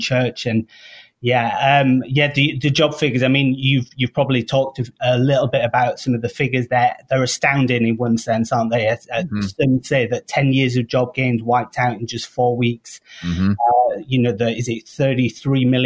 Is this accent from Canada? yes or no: no; United Kingdom; moved away as an adult; now in Chicago, United States; I am British